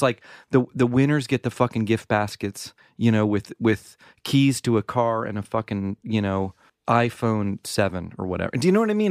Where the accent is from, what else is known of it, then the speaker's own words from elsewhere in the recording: the South, United States; I grew up in the South